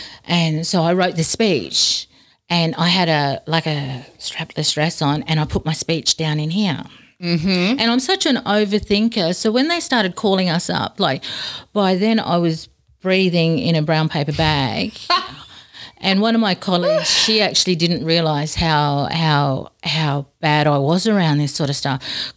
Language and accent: English; Darwin, Northern Territory, Australia; now in Robinvale, Australia; we grew up in a housing commission area in Darwin